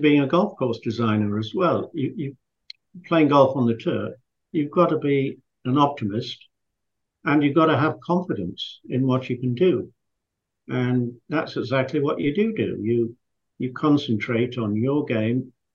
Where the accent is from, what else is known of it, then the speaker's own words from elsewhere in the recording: Scarborough, Yorkshire and the Humber, United Kingdom; moved away; I was a boy from Yorkshire, which, um, for those of you who live in America, that's uh, Yorkshire is halfway up on the right, and it was a seaside resort called Scarborough.